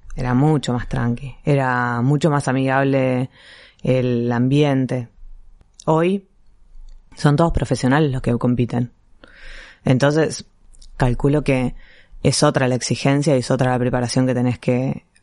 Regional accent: Buenos Aires, Argentina; en un club de barrio, primero, que hay en Villurquiza, que es de donde soy yo

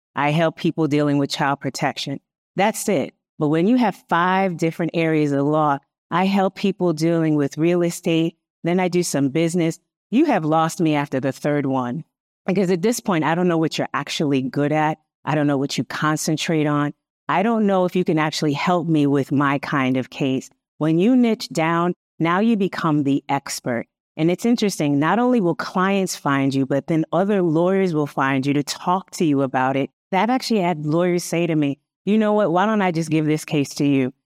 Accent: Hartford, Connecticut, United States; I'm from Hartford, Connecticut

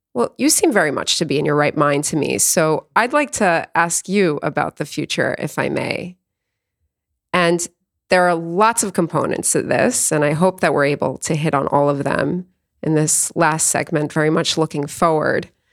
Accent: New York City, New York, United States; I was born in Queens, New York, and I'm a queen

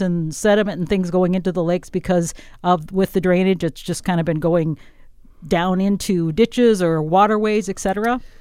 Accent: northwest Wisconsin, United States; also born or lived in southern Minnesota; now in Minnesota, United States; I come from Wisconsin in an area of northwest Wisconsin on a, a big farm, and we had sandy soil. So when I moved to southern Minnesota in nineteen eighty-eight

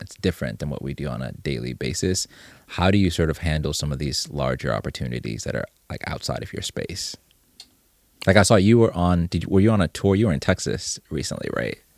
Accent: Zimbabwe; moved away; I'm originally from Zimbabwe

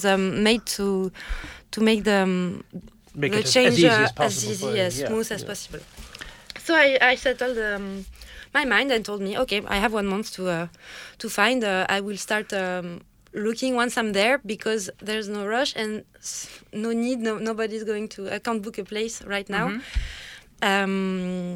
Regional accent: Paris, Île-de-France, France; English is a second language; moved away as an adult; now in Dublin, Ireland; I'm from Paris, inside Paris. I was born and raised close to the Eiffel Tower.

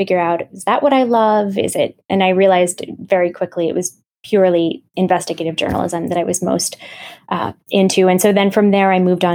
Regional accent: Grand Rapids, Michigan, United States; moved away as an adult; also born or lived in Pakistan; my hometown in Grand Rapids, Michigan

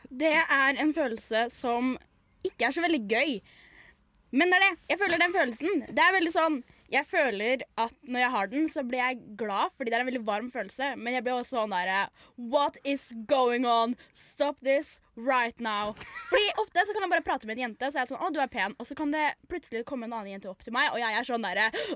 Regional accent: Norway; jeg er norsk

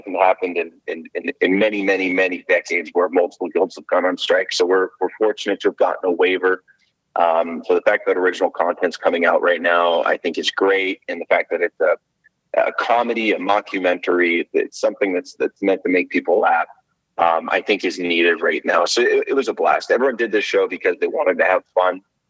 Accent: Scottsdale, Arizona, United States; Scottsdale, Arizona.

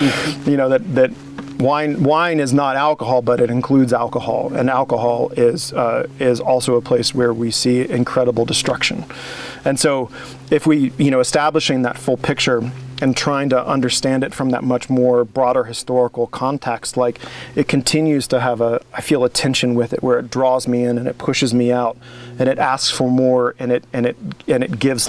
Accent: Midwest, United States; growing up in the Midwest, like, your options of fresh things are limited. And I grew up in a farming community where you don't, like, no one was growing food.

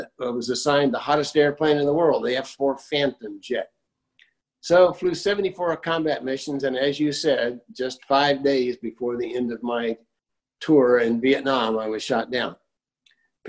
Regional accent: Kansas, United States; moved away as an adult; also born or lived in Gary, Indiana; I was born in Gary, moved to Kansas, and I spent most of my growing-up years in Kansas.

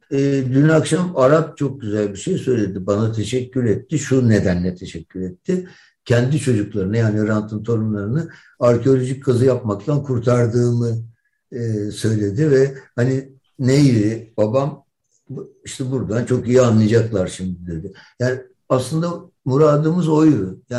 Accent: Turkey; Ben Türkiye'liyim kardeşim. Ben bundan vazgeçmem. Burası benim memleketim. Ve ben buradaki insanlarla beraber yaşamak istiyorum.

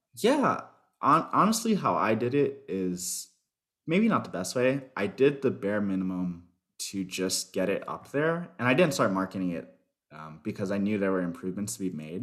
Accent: Miami, Florida, United States; also born or lived in Chicago; Miami, Florida.

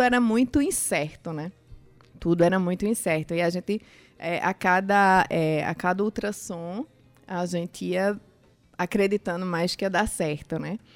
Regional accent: Recife, Pernambuco, Brazil; also born or lived in Campina Grande, Paraíba; now in João Pessoa, Brazil; Eu sou nascida em Campina Grande, criada em Recife, Sim. e agora João Pessoa é minha casa.

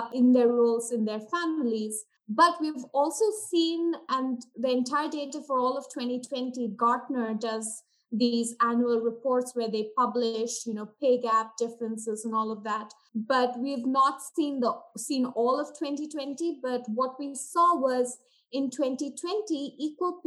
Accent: India; moved away as an adult; now in United States; I was born and brought up in India, and I attended schooling in India and did my undergrad from India, after which I traveled here to the US

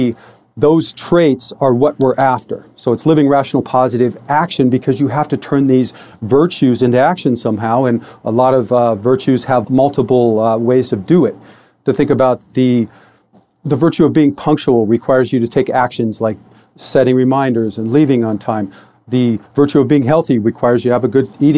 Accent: Detroit, Michigan, United States; I was born in Detroit, Michigan in 1966

